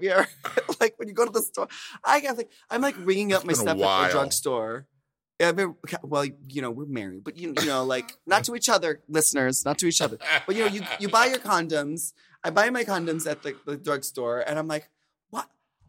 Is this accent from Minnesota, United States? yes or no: yes; Minnesota, United States; It brought me back to my first sex ed class, for sure, when I was growing up in Minnesota.